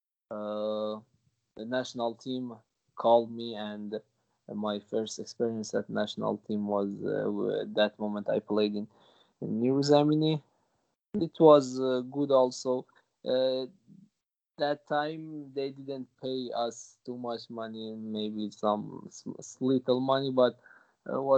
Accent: Gilan-e-Gharb, Kermanshah Province, Iran; English is a second language; moved away; I was born in Gilan-e-Gharb. Gilan-e-Gharb is one of the cities of Kermanshah province. It's a small town, a small and beautiful town with lovely people. My family still lives there. We speak Kurdish there

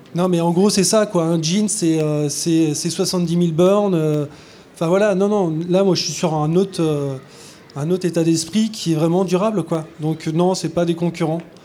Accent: Brest, Brittany, France; je suis né à Brest

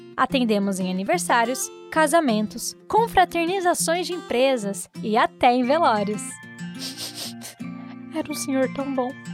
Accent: Rio de Janeiro, Brazil; eu tenho 21 anos e eu sou do Rio de Janeiro

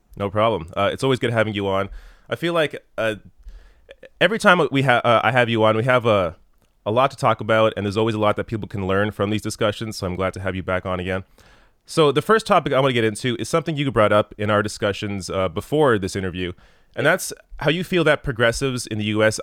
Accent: Canada; as a Canadian

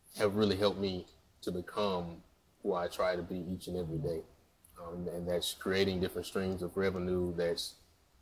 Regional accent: Jackson, Mississippi, United States; I'm from Jackson, Mississippi, a wonderful town, capital city

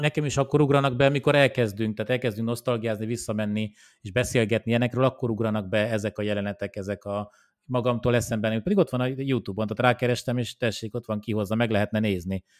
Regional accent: Oradea, Bihor County, Romania; now in Hungary; én Romániában nőttem fel, tehát én nem, nem itt születtem, hanem Romániában Nagyváradon ö, születtem

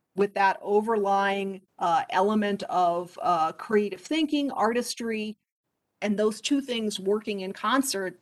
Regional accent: Poughkeepsie, New York, United States; moved away as an adult; also born or lived in Boulder, Colorado; I grew up about an hour and a half north of Manhattan in New York and uh, would often study not only locally in my hometown of Poughkeepsie

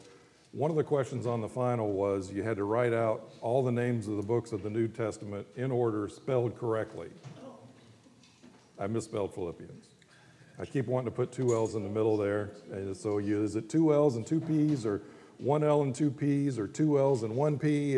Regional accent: Fort Walton Beach, Florida, United States; now in Pensacola, United States; I grew up in Fort Walton

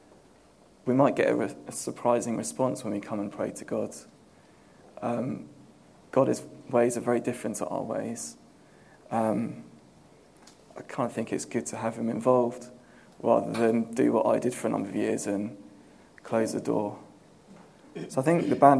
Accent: Southampton, South East England, United Kingdom; now in London, United Kingdom; when I was growing up in Southampton

